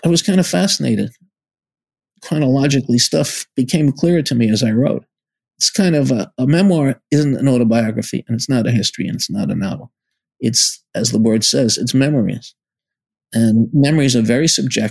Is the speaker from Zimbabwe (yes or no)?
no; New York City, New York, United States; growing up in the Bronx, we didn't know writers